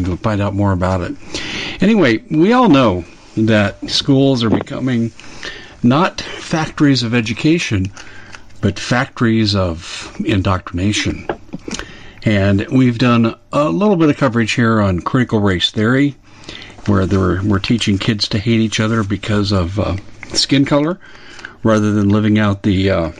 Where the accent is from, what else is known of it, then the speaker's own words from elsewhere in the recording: Arizona, United States; We're actually both from Arizona. We live probably about 40 miles away from each other.